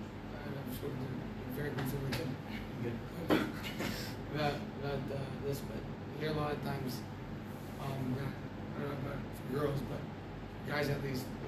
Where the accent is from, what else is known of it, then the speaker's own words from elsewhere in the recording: Hollywood, Florida, United States; From Hollywood, Florida.